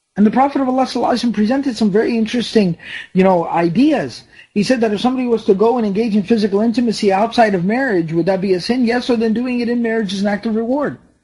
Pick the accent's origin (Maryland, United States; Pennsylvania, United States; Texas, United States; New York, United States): Texas, United States; Dallas; I was born here in Dallas, Texas. My parents are from Pakistan